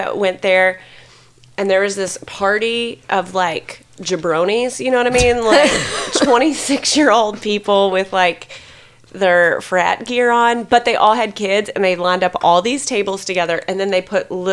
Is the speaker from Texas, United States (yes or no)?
no; Louisville, Kentucky, United States; now in Nashville, United States; I am from Louisville, and it's actually a Louisville restaurant. So I grew up going to Boomba's. When I lived there